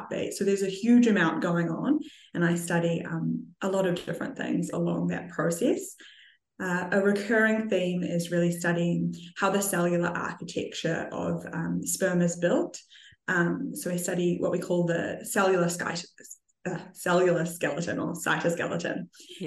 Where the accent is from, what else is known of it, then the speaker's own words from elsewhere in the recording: New Zealand; I grew up in New Zealand in a winemaking family